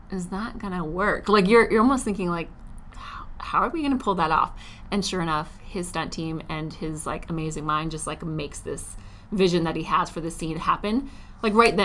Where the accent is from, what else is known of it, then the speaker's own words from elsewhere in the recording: Denver, Colorado, United States; moved away as an adult; also born or lived in Los Angeles, California; originally I grew up in Denver, Colorado, and then I moved to LA for school